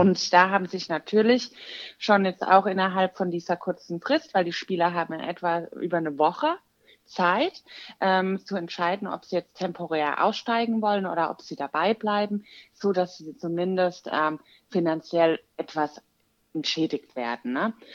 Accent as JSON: {"language": "German", "town": "Walldorf", "region": "Baden-Württemberg", "country": "Germany", "said": "ich komme aus Waldorf, das ist in der Nähe von Heidelberg"}